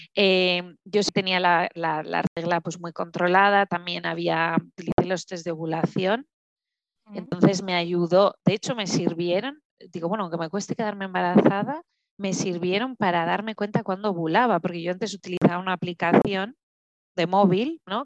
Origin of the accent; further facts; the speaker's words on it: Huesca, Aragon, Spain; moved away as an adult; also born or lived in French-speaking Switzerland; now in Switzerland; yo soy de Huesca, de Huesca capital, aunque sea pequeñita. Eh, vivo en Suiza, en la parte francesa, ya desde hace cuatro años y medio